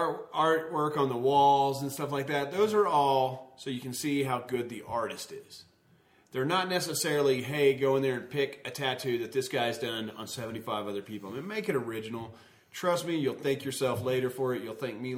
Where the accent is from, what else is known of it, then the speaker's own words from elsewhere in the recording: the South, United States; I'm from the South